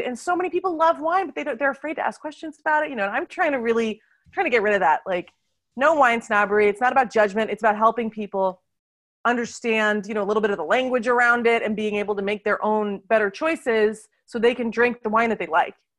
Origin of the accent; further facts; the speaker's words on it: United States; now in Lyon, France; I live in France, where I do wine tastings in Lyon, which is our culinary capital of France, but I'm originally from America